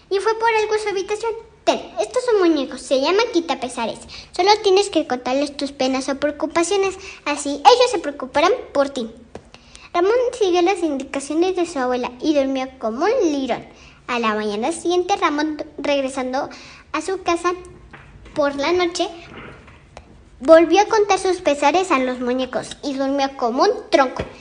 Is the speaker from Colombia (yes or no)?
no; Mexico; Voy en segundo grado. Voy en la escuela Aníbal Ponce. Soy mexicana.